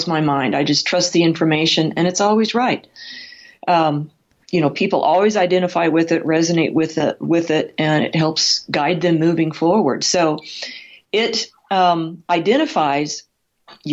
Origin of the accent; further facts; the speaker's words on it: Midwest, United States; also born or lived in California; now in Colorado, United States; I was raised in the Midwest, not with horses